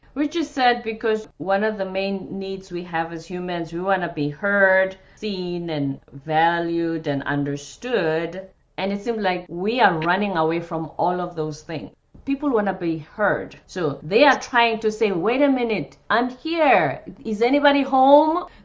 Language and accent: English; South Africa; moved away; I'm from South Africa